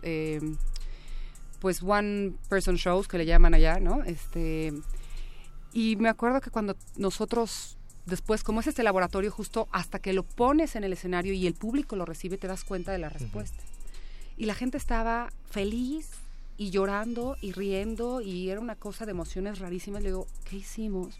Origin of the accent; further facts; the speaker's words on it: Mexico; yo siendo mexicana, clase media